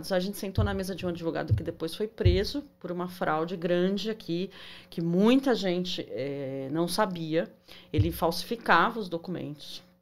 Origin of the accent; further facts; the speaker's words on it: Brazil; moved away as an adult; Então, eu vim do Brasil, eu já tenho uma licença.